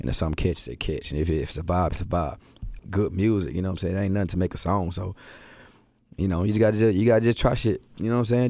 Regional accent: Atlanta, Georgia, United States; born or raised there; also born or lived in Milwaukee

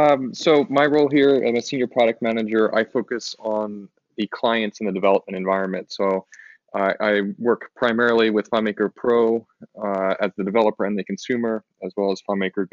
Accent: Baltimore, Maryland, United States; moved away as an adult; now in California, United States; I'm originally from Baltimore, Maryland

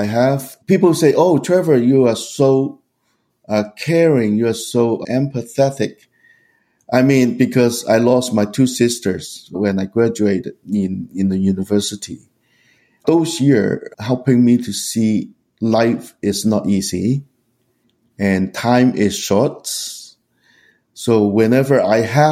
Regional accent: Hong Kong; moved away; also born or lived in Vancouver; I was growing up in Hong Kong with my parents and three older sisters

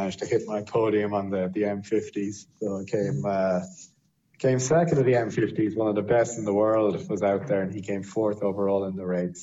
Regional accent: Ireland; being Irish

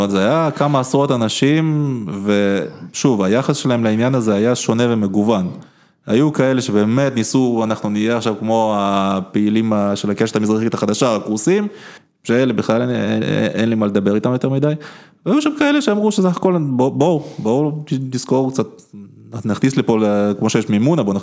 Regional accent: Israel; also born or lived in Ukraine; אני מגדיר את עצמי בראש ובראשונה כישראלי, לגמרי. זאת אומרת, הסיפור הזה של נולדתי באוקראינה הוא ממש distant second

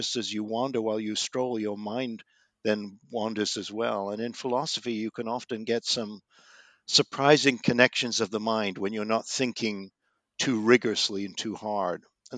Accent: London, United Kingdom; I grew up in London, the child of Jewish refugees from Vienna who fled in 1938. I was born in 1948, and I summered in the Lake District in the 1950s

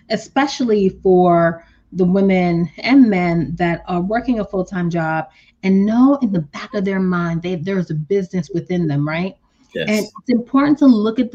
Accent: Haiti; as a Caribbean woman myself, I don't know why I made that accent, but, you know, I'm from Haiti

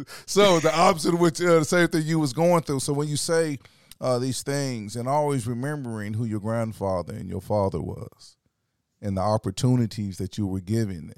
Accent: Orangeburg, South Carolina, United States; moved away as an adult; also born or lived in Los Angeles; I grew up in South Carolina

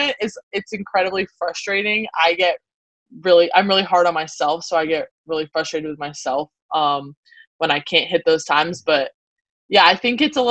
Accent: South Carolina, United States; moved away as an adult; we have a really big summer league swimming community in our town where I grew up in South Carolina

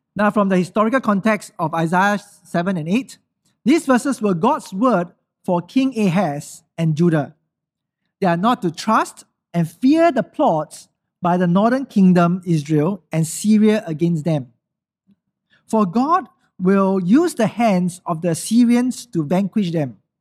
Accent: Singapore

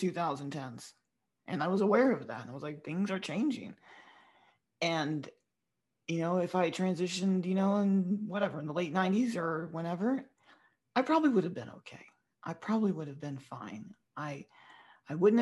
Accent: the South, United States; being half Filipino and growing up, especially in the South where I grew up

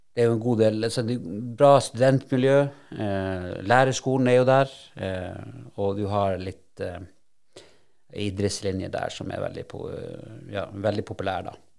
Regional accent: Alta, Finnmark, Norway; moved away; also born or lived in Sandnes; jeg kommer jo fra Bosekopp det er jo Bull som er moderklubben min

